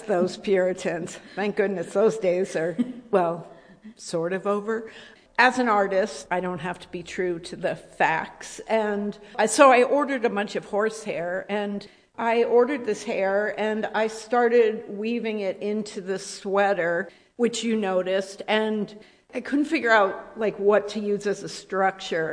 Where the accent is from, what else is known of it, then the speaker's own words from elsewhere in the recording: Rhode Island, United States; I grew up in Rhode Island